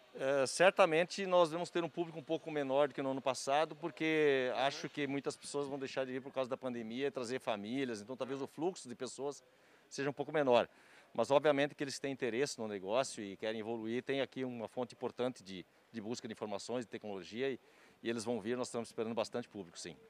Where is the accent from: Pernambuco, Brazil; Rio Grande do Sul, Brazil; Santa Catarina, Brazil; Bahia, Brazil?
Santa Catarina, Brazil; moved away as an adult; also born or lived in Curitiba / Ponta Grossa; now in Cascavel, Brazil; Eu sou de Santa Catarina, interior de Santa Catarina, sou filho de produtores rurais